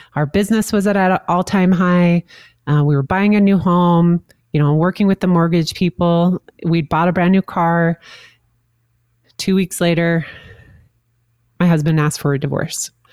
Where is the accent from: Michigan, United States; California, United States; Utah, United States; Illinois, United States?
Utah, United States; St. George; moved away; my hometown of St. George, Utah